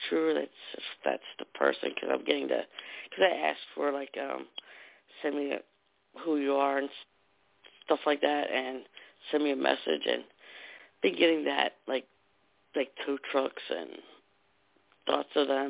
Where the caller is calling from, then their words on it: New Jersey, United States; New Jersey.